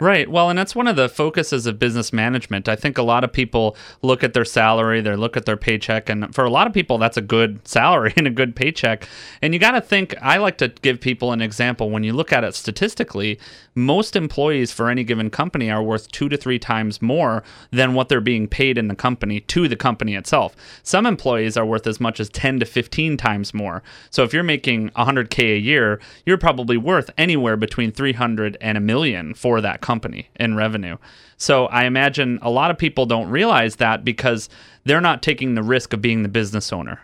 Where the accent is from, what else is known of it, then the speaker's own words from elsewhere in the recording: Detroit, Michigan, United States; I grew up in the Midwest. I tell people, you know, I grew up in Detroit